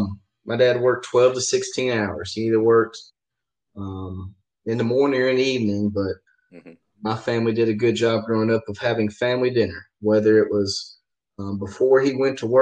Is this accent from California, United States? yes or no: no; Blytheville, Arkansas, United States; also born or lived in Pennsylvania; I was raised in Arkansas. I was born in Pennsylvania, but raised there in Blytheville.